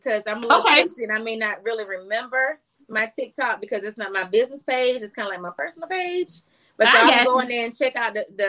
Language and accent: English; South Carolina, United States; born or raised there